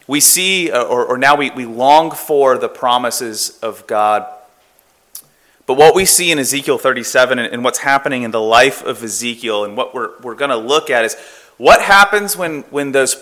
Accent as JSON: {"language": "English", "region": "Florida", "country": "United States", "also_born_or_lived": "California", "moved": "as an adult", "said": "I'm originally from Florida"}